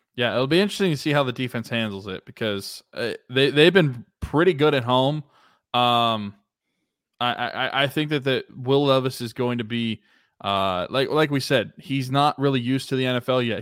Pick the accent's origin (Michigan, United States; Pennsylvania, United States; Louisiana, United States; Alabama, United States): Pennsylvania, United States; Pittsburgh; moved away as an adult; it's been almost a year and a half since I've been home in Pittsburgh, which is the longest I've been away from Pittsburgh in my life.